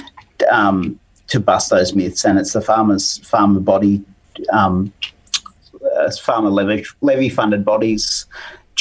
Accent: Riverina, New South Wales, Australia; I grew up with in the Riverina

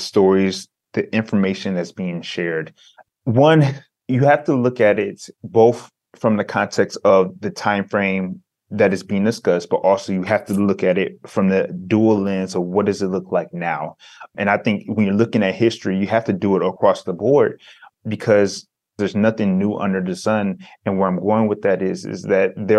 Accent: Detroit, Michigan, United States; growing up in Detroit as a African-American male

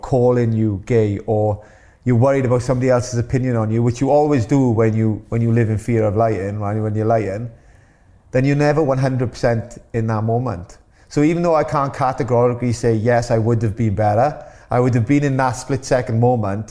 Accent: Wales, United Kingdom; being born Welsh

